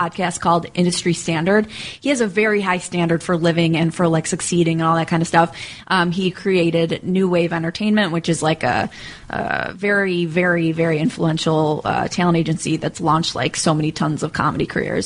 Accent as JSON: {"language": "English", "region": "New York", "country": "United States", "said": "I'm from New York"}